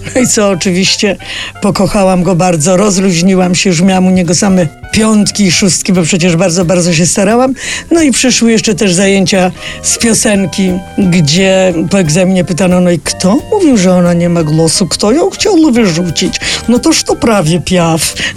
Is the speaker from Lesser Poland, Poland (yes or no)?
no; Wrocław, Lower Silesian Voivodeship, Poland; moved away as an adult; also born or lived in Kraków; jestem z Wrocławia